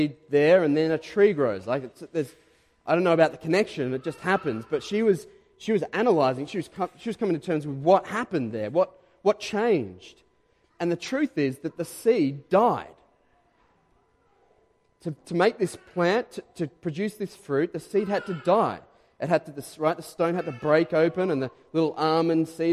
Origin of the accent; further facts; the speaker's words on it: Diamond Creek, Victoria, Australia; moved away as an adult; now in Caroline Springs, Australia; we grew up, my wife Renee and I, we grew up in Diamond Creek.